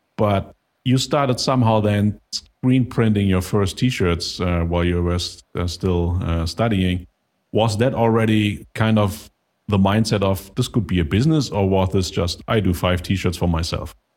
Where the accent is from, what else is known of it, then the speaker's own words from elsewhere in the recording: Germany; I'm from Germany